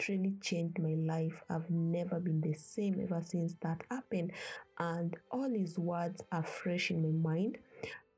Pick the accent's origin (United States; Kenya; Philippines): Kenya; now in Ethiopia; I was born and raised in Kenya